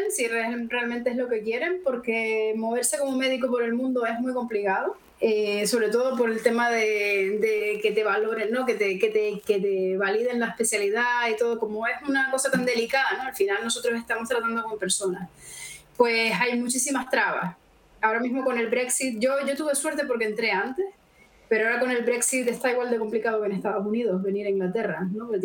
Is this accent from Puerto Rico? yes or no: no; Canary Islands, Spain; Es decir, yo sí, pero yo soy canaria, ¿no? Entonces es un poco, aunque sí que me siento española y europea, siempre les explico a la gente, yo, yo soy de África, nos estamos a tres horas de la península